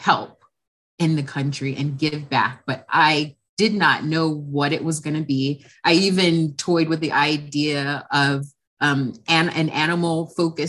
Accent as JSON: {"language": "English", "town": "Carson", "region": "California", "country": "United States", "tie": "born or raised there", "said": "I'm actually from Los Angeles, California. I'm a second generation. I actually live in a small city called Carson, which is, I'm actually a third generation Carsonian"}